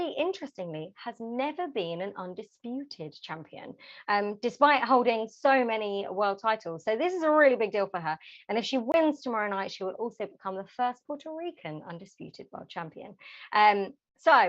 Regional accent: London, United Kingdom; my hometown London

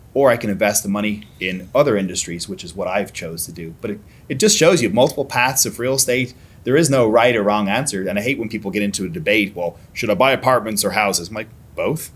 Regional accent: Ireland; born or raised there; moved away as an adult; now in United States

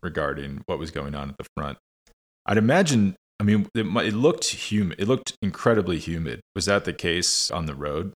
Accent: United States; as an American

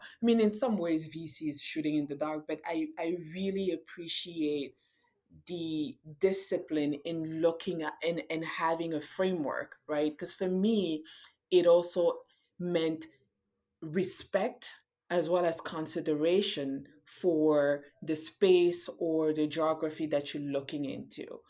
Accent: Cameroon; now in United States; I'm from Cameroon

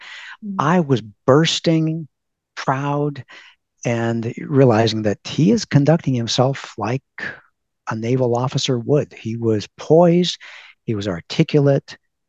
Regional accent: California, United States; we're from California

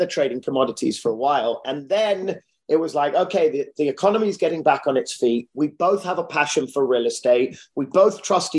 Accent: London, United Kingdom; moved away as an adult; now in Los Angeles, United States; born and raised in central London, loved living there

